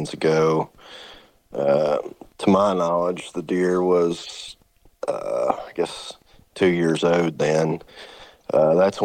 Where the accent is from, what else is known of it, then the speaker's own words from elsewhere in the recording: Western Kentucky, United States; I'm born and raised in Western Kentucky. It's the only place I've ever been